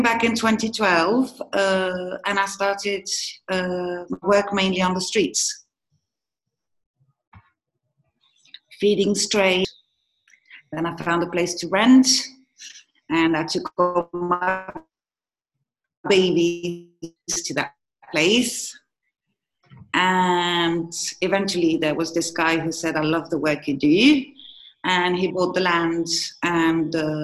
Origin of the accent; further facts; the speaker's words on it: Morocco; I was born here in Morocco